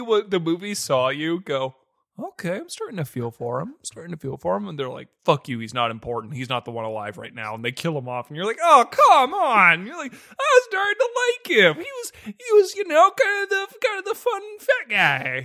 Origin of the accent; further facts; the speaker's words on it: United States; we're American